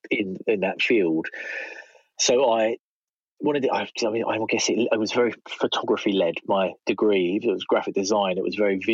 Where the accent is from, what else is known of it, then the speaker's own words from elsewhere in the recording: Southend-on-Sea, East of England, United Kingdom; moved away as an adult; also born or lived in London; I went to uni in Essex. That's where I'm from Southend